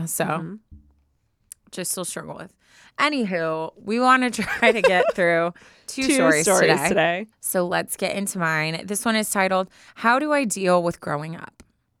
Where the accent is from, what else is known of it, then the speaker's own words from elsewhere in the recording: Chicago, Illinois, United States; also born or lived in Michigan; now in Boston, United States; I was born and raised in Chicago, but I've lived in Boston for the past 4 years for work after graduating college in Michigan in 2019.